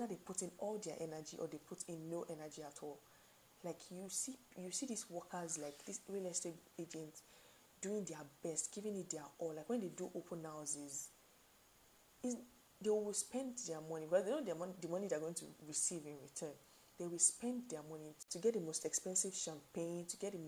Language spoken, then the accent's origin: English; Nigeria; I stay in Nigeria. We're Nigerian.